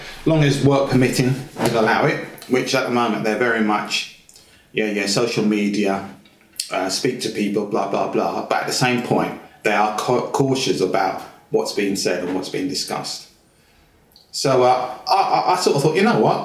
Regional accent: Luton, East of England, United Kingdom; moved away; also born or lived in London; I was born in London, but my family moved to Luton because my dad worked in Luton. So I grew up most of my life in Luton.

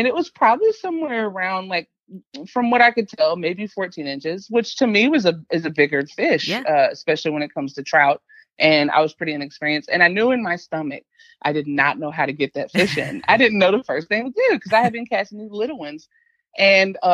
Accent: Alabama, United States; I'm born and raised in Alabama

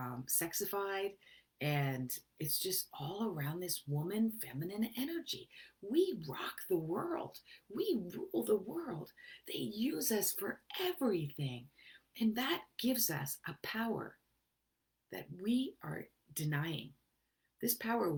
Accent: Canada; I'm a Canadian

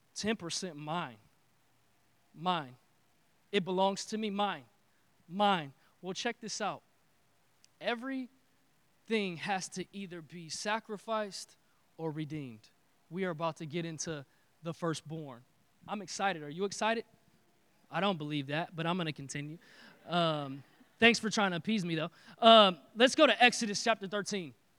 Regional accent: Detroit, Michigan, United States; now in Texas, United States; I am from Detroit

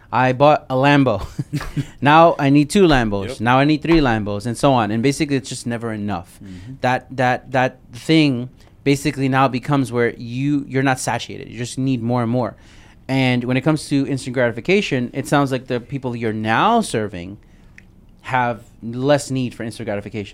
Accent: New York, United States; Yo, bro, I'm from New York. One of my first cars was a Maxima.

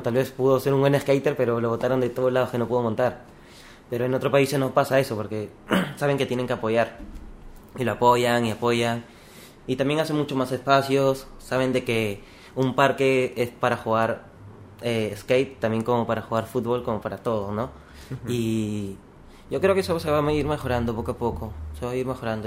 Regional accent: Lima, Peru; also born or lived in Chiclayo; Yo nací en Chiclayo. Viví hasta los 4 años más o menos. Ya. Me fui a Lima, crecí bastante en Lima

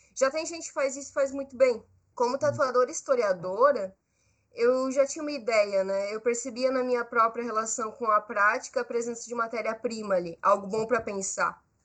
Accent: Brazil; Eu sou brasileira, eu sou jovem, artista

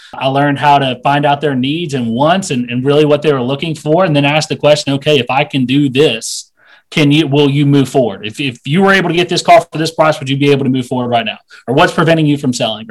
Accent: Asheville, North Carolina, United States; moved away as an adult; I'm from Asheville, North Carolina

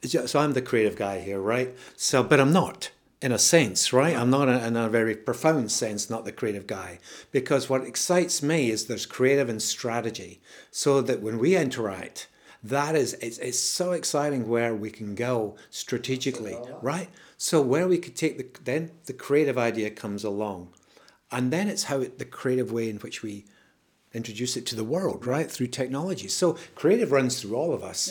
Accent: Scotland, United Kingdom; I'm Scottish

